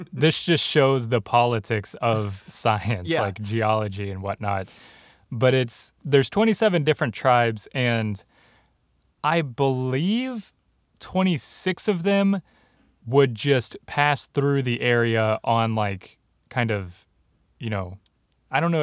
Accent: Texas, United States; people I grew up with in Texas

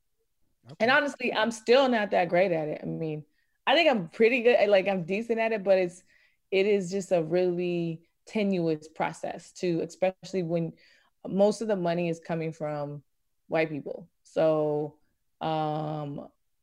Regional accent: Virginia, United States; I'm from Virginia

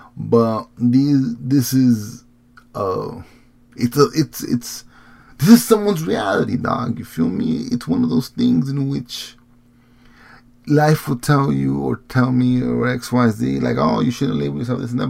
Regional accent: Morelos, Mexico; I'm not from Guerrero. I'm not from Iguala. I'm from Morelos

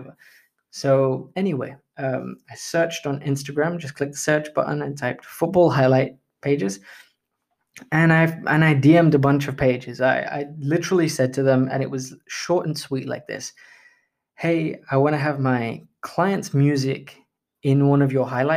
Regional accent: India; I am Indian, so we bargain like crazy

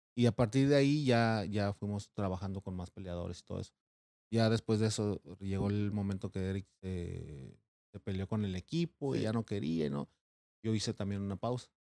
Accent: Mexico City, Mexico; moved away; Yo soy originario de la Ciudad de México.

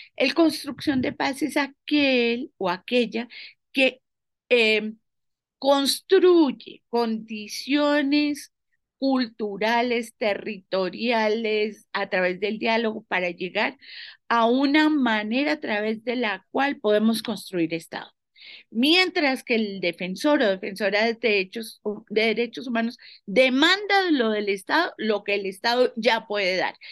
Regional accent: Colombia; muchas mujeres colombianas

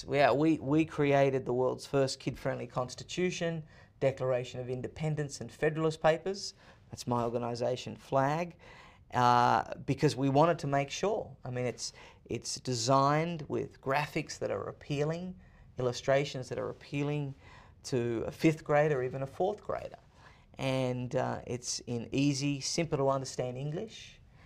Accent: Sydney, New South Wales, Australia; moved away as an adult; now in United States; I was born and raised in Sydney, Australia

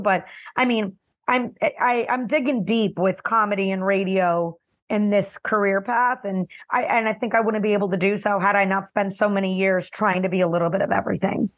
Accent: Miami, Florida, United States; also born or lived in New Jersey; I grew up in West Kendall, Miami, Florida. I was born in New Jersey

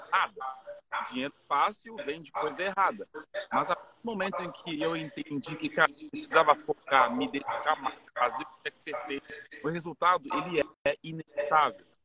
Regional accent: Cameroon; Portuguese is a second language; now in Brazil; eu saí lá de Camarões, né? O outro lado do planeta para vir aqui no Brasil. Eu nem sabia falar português

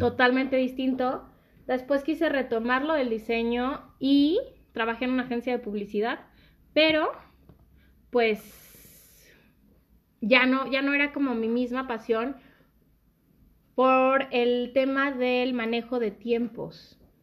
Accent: Naucalpan, State of Mexico, Mexico; also born or lived in Zapopan, Jalisco; llegué como a los cinco o seis años aquí a México

